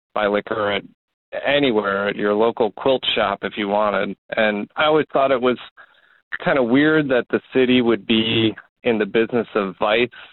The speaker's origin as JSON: {"language": "English", "town": "Fairmont", "region": "Minnesota", "country": "United States", "tie": "born or raised there", "also_born_or_lived": "Twin Cities, Minnesota", "moved": "yes", "lives_now": "Wisconsin, United States", "said": "I grew up in Fairmont, Minnesota"}